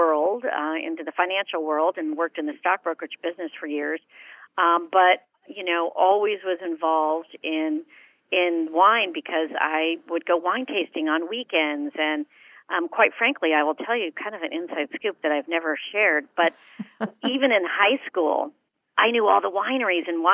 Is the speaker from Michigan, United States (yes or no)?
no; San Francisco, California, United States; I grew up in San Francisco, and my dad was kind of the outdoors kind of guy